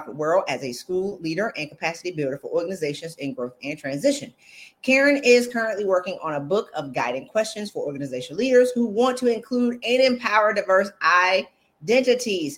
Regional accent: South Carolina, United States; I'm from South Carolina.

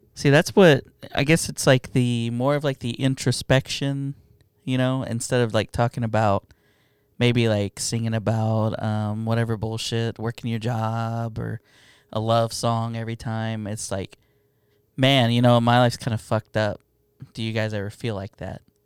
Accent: United States; also born or lived in Mexico; I'm an American

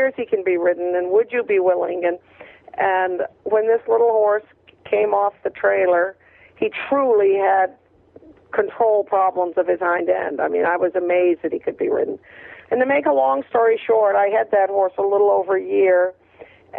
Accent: Maine, United States; I was a kid from Maine without money to pursue a major career

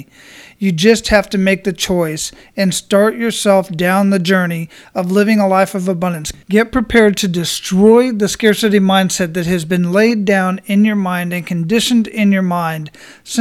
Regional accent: Phoenix, Arizona, United States; now in Florida, United States; I grew up in Phoenix, Arizona

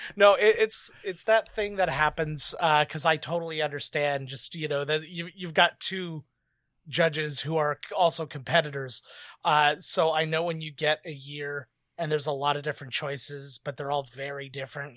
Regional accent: Canada; I'm Canadian

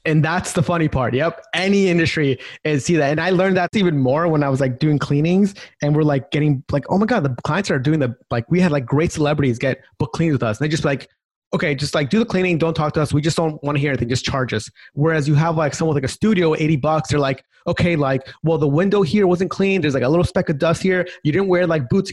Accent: Long Island, New York, United States; my background is I grew up in New York, so Long Island.

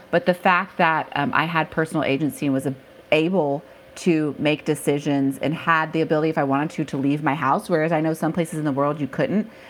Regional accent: Texas, United States; live right outside of Houston, although I grew up in a suburban bubble, so I have no accent, but I say y'all and fixin' to.

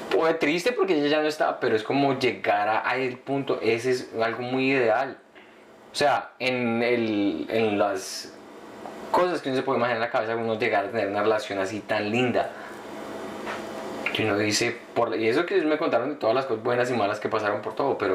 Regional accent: Colombia

